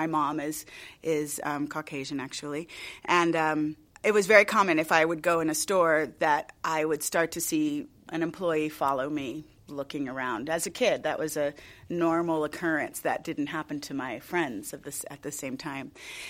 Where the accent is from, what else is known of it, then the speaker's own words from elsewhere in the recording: United States; as a person of color, growing up in the United States